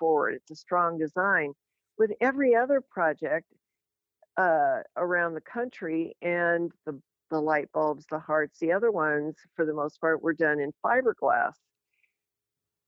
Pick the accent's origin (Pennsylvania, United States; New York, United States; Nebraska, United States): Nebraska, United States; Lincoln; also born or lived in Rochester, Minnesota / North Carolina; We moved to Lincoln from Rochester, Minnesota when I was in fifth grade. And I must say, I consider myself grassroots Nebraskan because I'm a Midwesterner